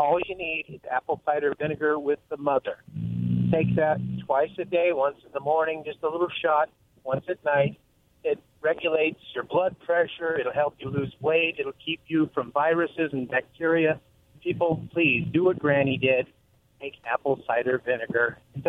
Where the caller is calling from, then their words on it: Kennewick, Washington, United States; This is your 10-second health tip from … in Kennewick.